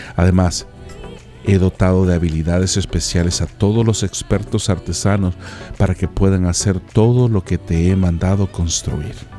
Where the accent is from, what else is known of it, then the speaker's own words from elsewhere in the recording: El Salvador; moved away as an adult; also born or lived in Mexico; en mi natal El Salvador